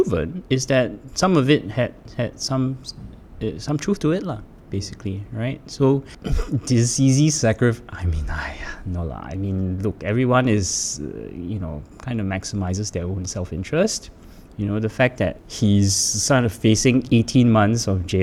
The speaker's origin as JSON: {"language": "English", "country": "Singapore", "said": "I am Singaporean"}